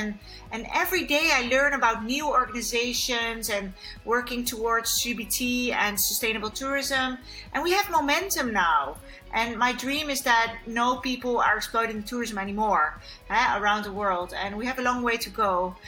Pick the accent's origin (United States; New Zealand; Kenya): Kenya; born there; I was born in Kenya, so it's very close to my heart. Yeah, I'm like African.